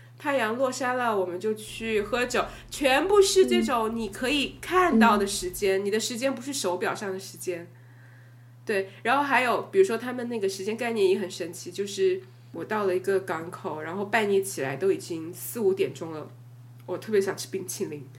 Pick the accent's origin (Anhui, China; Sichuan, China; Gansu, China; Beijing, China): Sichuan, China; accent: Sichuanese; first language Sichuanese; 他就叫我们每个人用自己的母语来 hip hop 一段。然后我们最后就玩的超开心，到笑死了。你可以想象吗？我当时我决定我用四川话来 hip hop